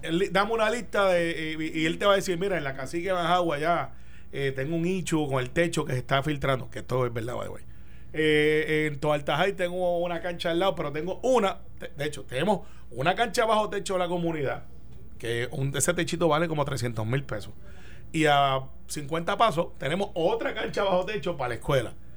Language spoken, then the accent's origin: Spanish; Puerto Rico; yo soy puertorriqueño, ciudadano americano